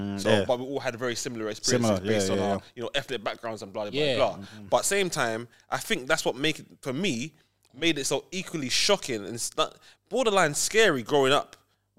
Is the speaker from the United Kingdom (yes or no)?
yes; Whitesfield, United Kingdom; obviously, I grew up in Whitesfield